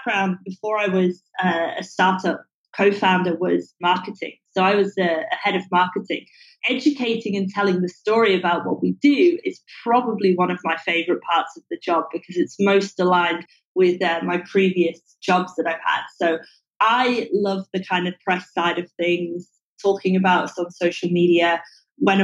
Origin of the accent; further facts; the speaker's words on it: England, United Kingdom; now in Singapore; I'm English